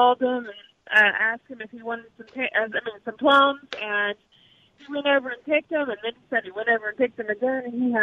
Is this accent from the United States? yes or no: yes; Vardaman, Mississippi, United States; the community that I grew up in and around Vardaman, Calhoun County